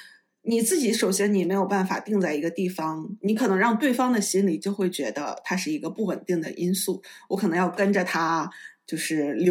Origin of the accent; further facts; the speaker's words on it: Netherlands; Chinese is a second language; 作为我一个荷兰人来讲，我觉得荷兰语和挪威语有很多相近的地方。